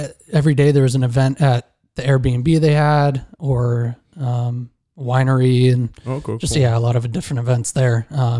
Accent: Upland, California, United States; Born in Upland, was there for like 2 days

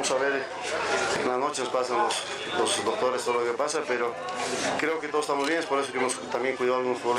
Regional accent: Bolivia; como boliviano le deseo lo mejor.

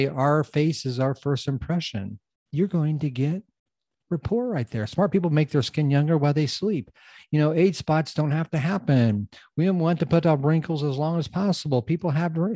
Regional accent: United States; I'm from the United States

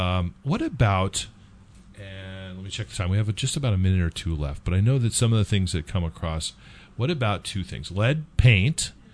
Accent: California, United States; moved away; I'm from California.

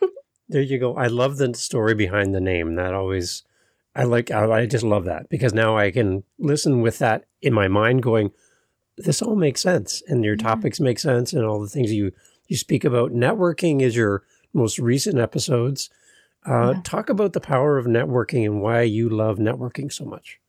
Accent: Canada; as a Canadian

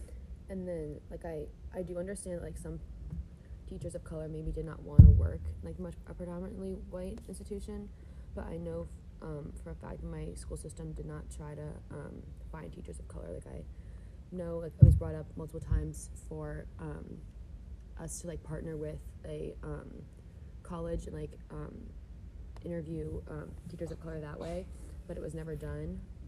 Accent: Columbus, United States; So for my high school, so I'm from Columbus, so my high school is predominantly white, a white privileged area

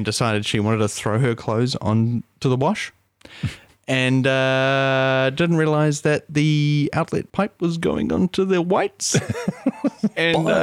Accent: New Zealand; I'm a Kiwi plumber

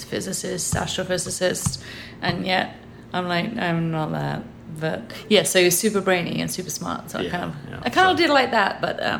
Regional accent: England, United Kingdom; moved away as an adult; also born or lived in Liverpool; now in United States; I was about 19 when we met. I, as you can tell, I come from England. I was born there.

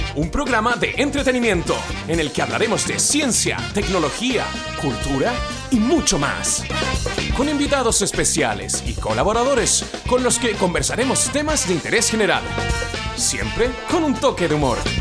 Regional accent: Argentina; Yo soy argentino, padres argentinos, ya. bisabuelos españoles

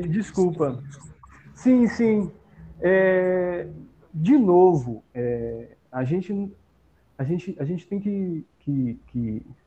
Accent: Brazil; A gente, como brasileiro, como brasileira, como povo brasileiro

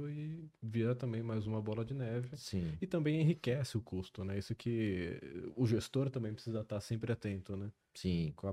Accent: São José dos Campos, São Paulo, Brazil; also born or lived in Campinas; eu sou daqui de São José, eu morei cinco anos fora, fiquei em Campinas

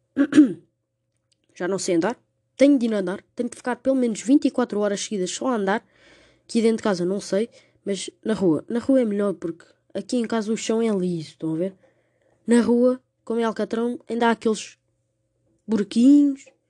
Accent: Portugal; como portugueses

